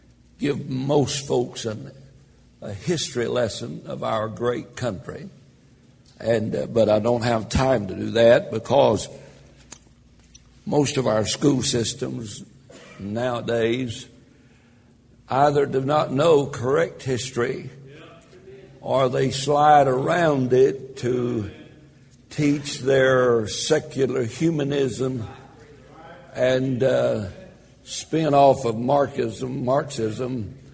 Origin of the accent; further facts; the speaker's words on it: United States; I'm glad I was born in America.